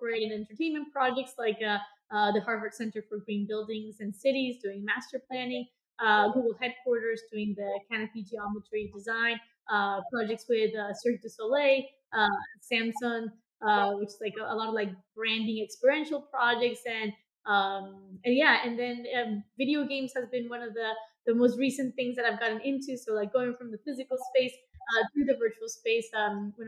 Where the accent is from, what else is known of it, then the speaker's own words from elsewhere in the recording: Bogotá, Bogotá Capital District, Colombia; moved away as an adult; now in Los Angeles, United States; I grew up in Colombia, in Bogota